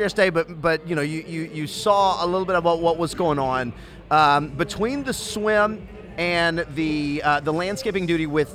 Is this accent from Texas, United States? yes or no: yes; Temple, Texas, United States; I'm from Temple